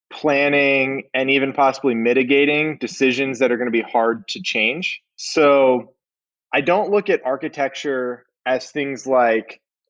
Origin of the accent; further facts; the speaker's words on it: Pennsylvania, United States; moved away as an adult; now in Atlanta, United States; I originally grew up and went to school in Pennsylvania